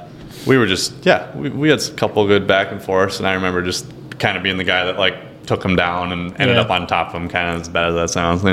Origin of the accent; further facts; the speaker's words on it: Canada; Being Canadian did not help my draw making the NBA.